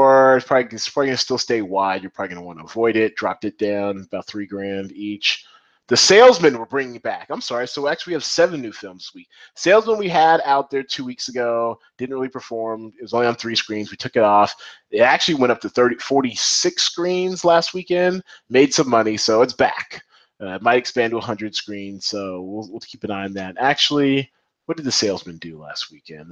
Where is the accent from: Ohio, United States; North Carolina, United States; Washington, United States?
Washington, United States; Seattle; moved away; also born or lived in Atlanta; I'm from Seattle, went to school in Atlanta